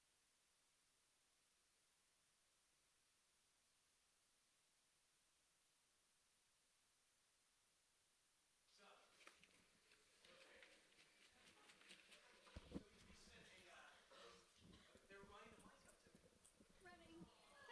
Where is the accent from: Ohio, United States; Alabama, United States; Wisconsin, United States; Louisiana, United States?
Louisiana, United States; New Orleans; I grew up in the New Orleans area